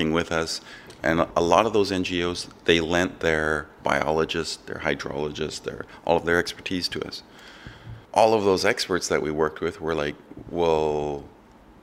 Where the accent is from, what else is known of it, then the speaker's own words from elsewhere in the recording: Waskaganish, Quebec, Canada; also born or lived in Wemindji, Quebec; I was born in Wiminjee, but my mother's from Waskaganish. And so when my mother moved back to Waskaganish when I was about 5 or 6